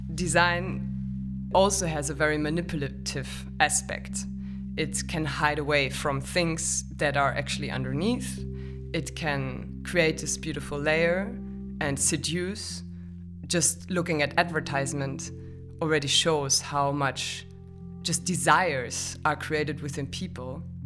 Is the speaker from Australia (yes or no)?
no; Germany; moved away; I'm from Germany